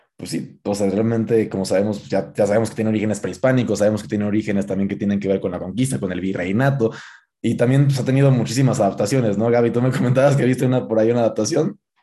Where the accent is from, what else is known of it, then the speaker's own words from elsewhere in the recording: Guanajuato, Mexico; yo que soy de Guanajuato, a mí me inculcaron este, con las partes de las momias de Guanajuato